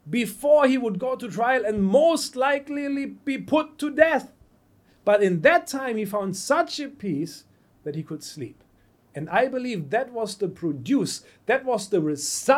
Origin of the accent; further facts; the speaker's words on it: Germany; English is a second language; moved away; also born or lived in United States; I'm from Germany